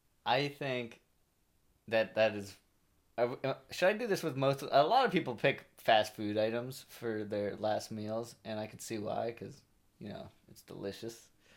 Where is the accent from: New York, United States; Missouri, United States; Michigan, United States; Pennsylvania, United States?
New York, United States; And I'm from New York, and I'm saying that pizza was definitely on par.